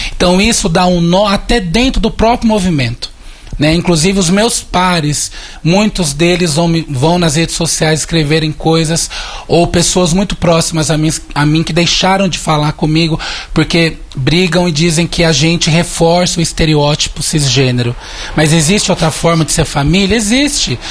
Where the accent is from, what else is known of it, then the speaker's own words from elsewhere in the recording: Mairiporã, São Paulo, Brazil; Eu sou de Mariporã, embora seja grande São Paulo, mas fui criada na área rural de Mariporã